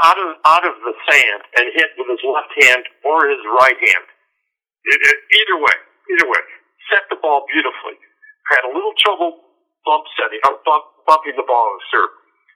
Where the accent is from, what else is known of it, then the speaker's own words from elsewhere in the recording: Los Angeles, California, United States; also born or lived in Corona del Mar, California; I grew up in Playa, like I told you earlier.